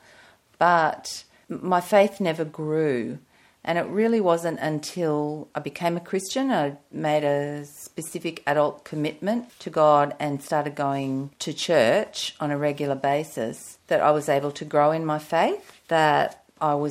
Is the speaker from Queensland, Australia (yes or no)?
yes; Brisbane, Queensland, Australia; I grew up in Brisbane, in a church-going home